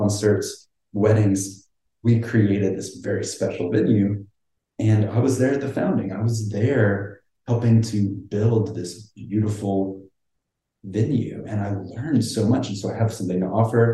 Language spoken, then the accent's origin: English; North Carolina, United States; moved away as an adult; now in Palos Verdes, United States; I'm from North Carolina. I'm a Southern boy.